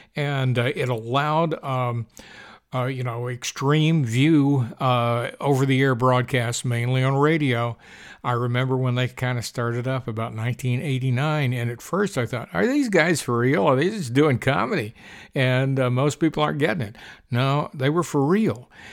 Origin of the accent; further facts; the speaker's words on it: Huntsville, Alabama, United States; moved away; my hometown, Huntsville, Alabama